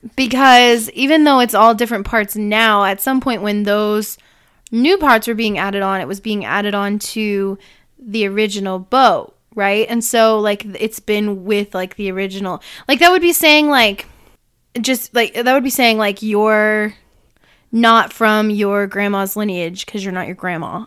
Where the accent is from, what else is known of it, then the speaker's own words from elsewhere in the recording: Illinois, United States; I was born on April eighteenth in Illinois